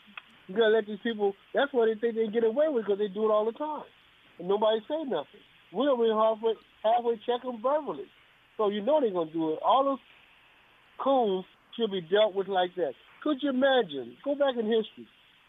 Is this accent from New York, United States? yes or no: no; Los Angeles, California, United States; I'm from Watts.